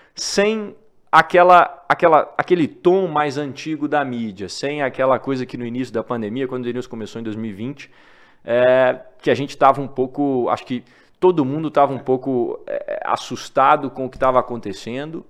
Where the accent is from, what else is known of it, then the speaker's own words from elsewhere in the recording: Divinópolis, Minas Gerais, Brazil; moved away as an adult; now in São Paulo, Brazil; sou de Divinópolis, Minas Gerais, e me mudei para São Paulo quando comecei esse projeto